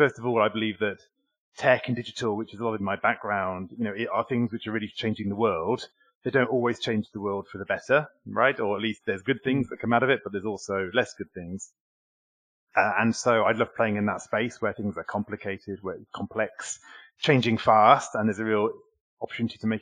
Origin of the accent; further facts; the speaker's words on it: United Kingdom; moved away as an adult; now in Paris, France; I'm also British, which might explain my accent today.